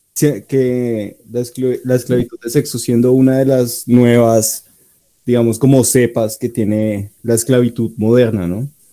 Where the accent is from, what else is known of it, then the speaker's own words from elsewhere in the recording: Colombia; donde nos tratan a los colombianos